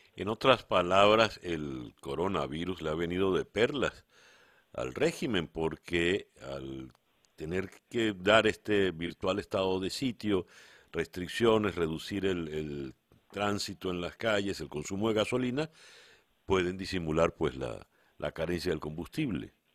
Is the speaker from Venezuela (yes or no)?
yes; Venezuela; nosotros, los venezolanos